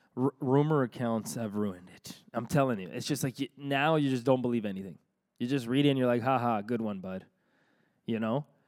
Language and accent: English; Toronto, Ontario, Canada; we're from Toronto